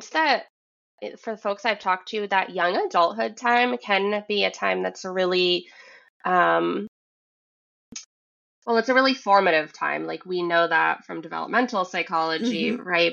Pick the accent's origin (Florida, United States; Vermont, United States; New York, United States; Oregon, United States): Vermont, United States; now in Massachusetts, United States; I'm in Massachusetts. I grew up in Vermont.